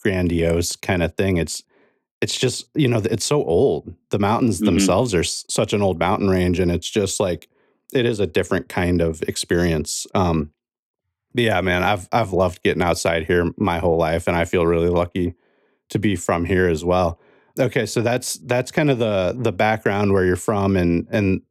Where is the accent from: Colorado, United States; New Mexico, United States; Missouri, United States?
Missouri, United States; Ozarks; I grew up in the Ozarks too, in the northern half of the Ozarks up here in Missouri